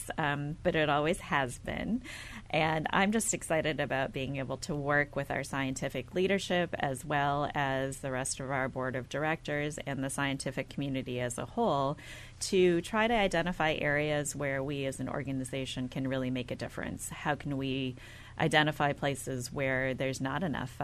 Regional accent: outside of Milwaukee, Wisconsin, United States; I was born and raised in the Midwest, outside of Milwaukee, Wisconsin

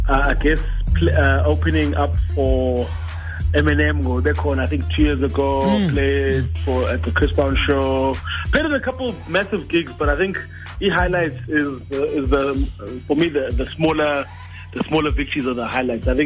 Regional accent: East London, Eastern Cape, South Africa; moved away as an adult; now in Gauteng, South Africa; born and bred in East London Oh, moved great. to Cape Town uh, moved to Cape Town 2006 mm. uh, and then finally the move up to Gauteng um 2012

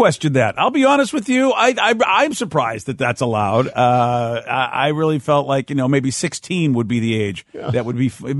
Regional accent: East Coast, United States; growing up on the East Coast

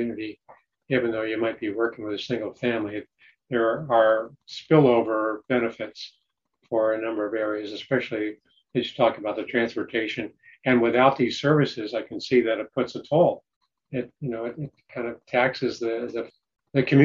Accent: Rochester, New York, United States; Rochester. That's my hometown

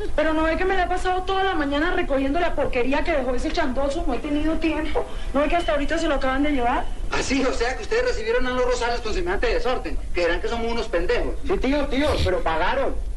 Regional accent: Colombia

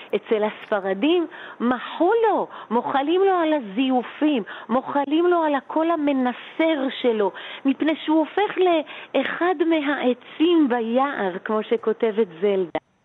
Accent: Jerusalem, Jerusalem District, Israel; אני גדלתי בשני יקומים מקבילים. היה אה, בית הכנסת של אבא בשכונת בית וגן

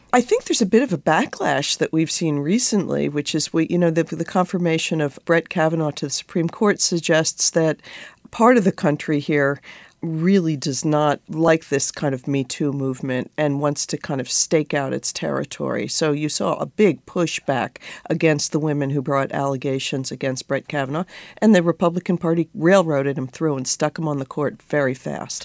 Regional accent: New York, United States; moved away as an adult; now in Washington, D.C., United States; I think of myself as a New Yorker

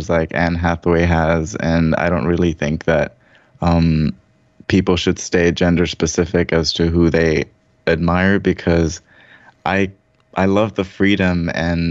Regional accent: Sharjah, United Arab Emirates; also born or lived in Dubai / Sri Lanka (ancestry); now in Los Angeles, United States; I grew up in Sharjah, bordering Ajman, next to the beach

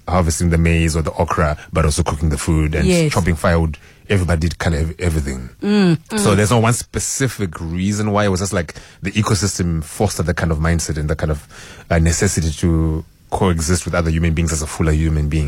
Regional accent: Zimbabwe; moved away as an adult; now in Cape Town, South Africa; I grew up in Zimbabwe

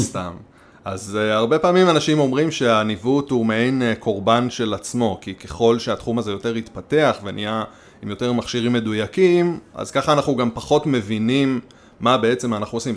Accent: Nahshon, Israel; אני קיבוצניק, לא מהקיבוצים שעל הים

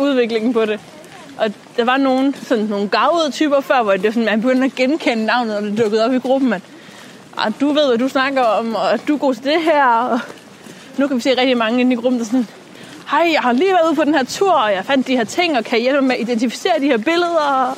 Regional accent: Djursland, Central Denmark Region, Denmark; moved away; hun er ude fra Djursland, fra hvor jeg er vokset op

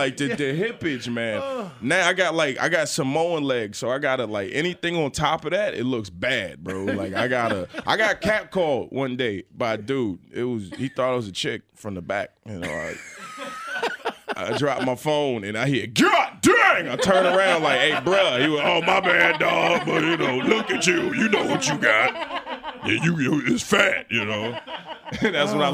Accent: Chesapeake, Virginia, United States; I grew up in Chesapeake, Virginia

